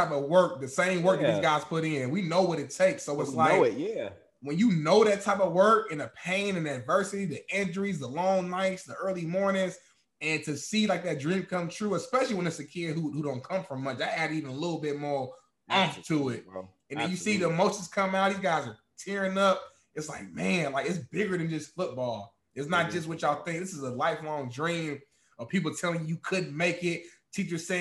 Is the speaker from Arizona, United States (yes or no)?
no; the Nap, Indiana, United States; I'm from the Nat